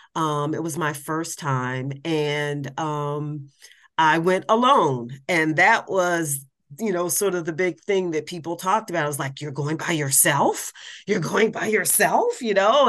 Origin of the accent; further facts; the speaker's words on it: Columbus, Ohio, United States; now in Washington, D.C., United States; I'm originally from Columbus, Ohio, but I am a Washington, D.C. person by choice